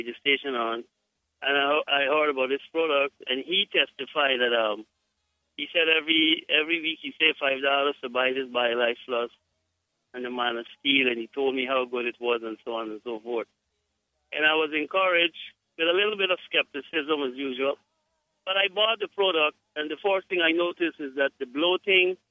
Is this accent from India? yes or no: no; Guyana; I am from Guyana